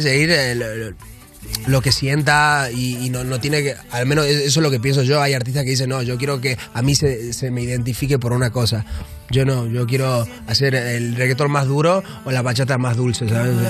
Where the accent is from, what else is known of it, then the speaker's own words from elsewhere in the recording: Argentina; moved away; yo vengo de Argentina y, yo me crié en, un barrio muy pobre ahí en Argentina